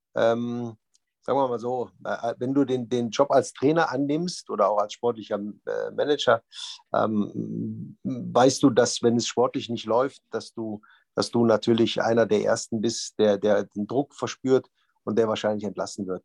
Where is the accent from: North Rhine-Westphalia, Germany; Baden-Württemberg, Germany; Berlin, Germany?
North Rhine-Westphalia, Germany; Düsseldorf; Düsseldorf ist ja meine Heimatstadt.